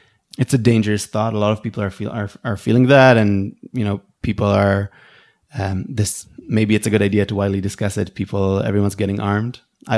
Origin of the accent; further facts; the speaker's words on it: Israel; I grew up here in the Intifada